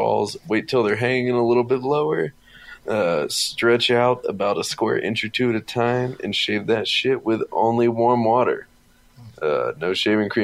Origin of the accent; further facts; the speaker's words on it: Texas, United States; I'm from Texas